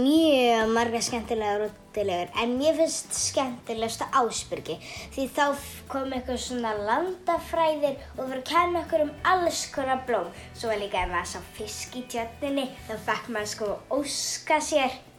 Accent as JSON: {"language": "Icelandic", "town": "Keflavík", "region": "Southern Peninsula", "country": "Iceland", "said": "við erum frá Keflavík."}